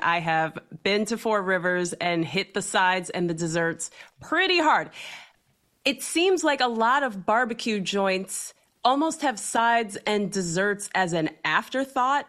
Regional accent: Ohio, United States; I'm from Ohio, so I know exactly what a Buckeye is.

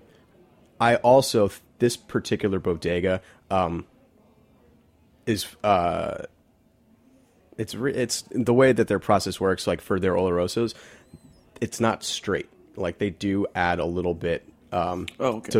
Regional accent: New York, United States; I'm from Manhattan, so I don't really get out here so much

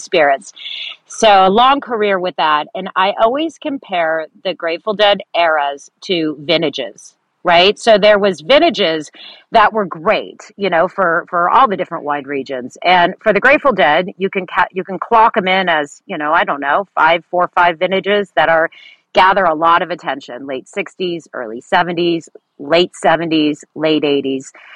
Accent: San Francisco Bay Area peninsula, California, United States; also born or lived in Millbrae / Atherton; So I am a third generation San Francisco Bay Area native, uh, born and raised on the peninsula

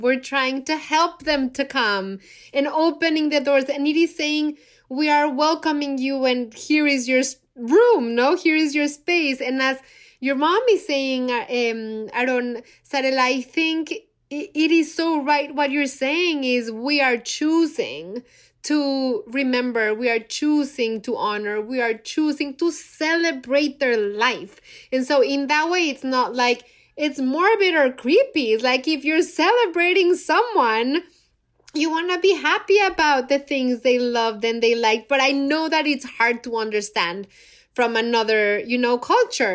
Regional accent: Mexico City, Mexico; moved away; I'm from Mexico City, born and raised there.

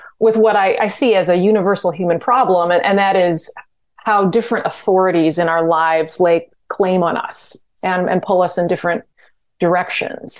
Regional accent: Glen Ellyn, Illinois, United States; moved away; when I grew up in DuPage County in Glen Ellyn

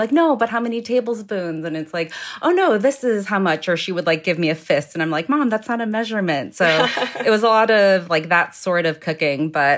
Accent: Midwest, United States; And then growing up in the Midwest, we also did a lot of sort of like stick to your rib type meals like meatloaf, mashed potatoes, green beans.

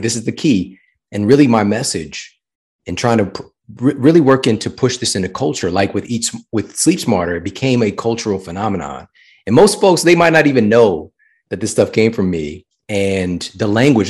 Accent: St. Louis, Missouri, United States; this was from my hometown, so it was Saint Louis University.

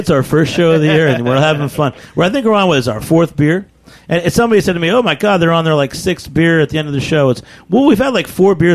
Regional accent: New England, United States; now in New York, United States; I grew up in New England too

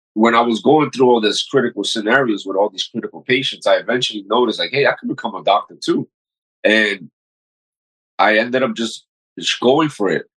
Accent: New York City, New York, United States; also born or lived in Dominican Republic; I was raised in Corona, Queens which is still one of the poorest neighborhoods

